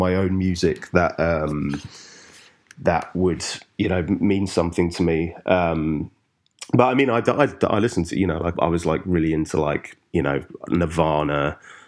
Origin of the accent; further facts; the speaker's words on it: London, United Kingdom; also born or lived in Highams Park, London; I grew up initially in Stratford, which is like East London. And then we moved to sort of just northeast, place called Hyams Park, like when I was about 10